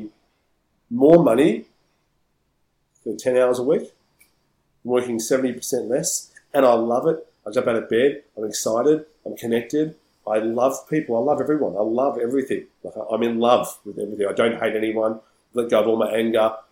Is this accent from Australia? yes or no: yes; Melbourne, Victoria, Australia; I'm from Melbourne